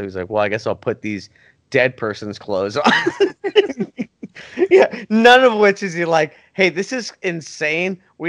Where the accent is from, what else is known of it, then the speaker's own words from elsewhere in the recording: Florida, United States; we're from Florida